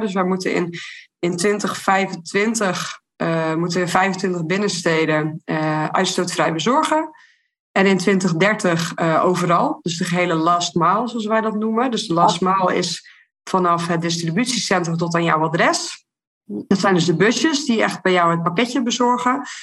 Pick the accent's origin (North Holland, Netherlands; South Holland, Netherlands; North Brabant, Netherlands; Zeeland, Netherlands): Zeeland, Netherlands; Terneuzen; uit Terneuzen, waar ik vandaan kom